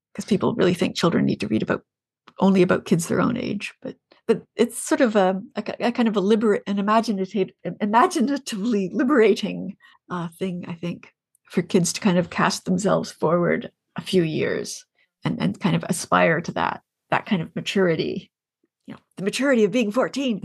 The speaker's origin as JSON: {"language": "English", "region": "Ontario", "country": "Canada", "tie": "born or raised there", "said": "I grew up in Ontario"}